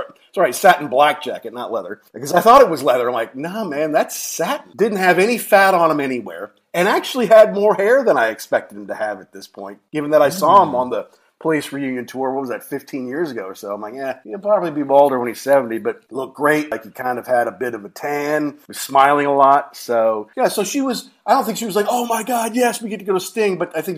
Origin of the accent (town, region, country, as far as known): Louisville, Kentucky, United States; born or raised there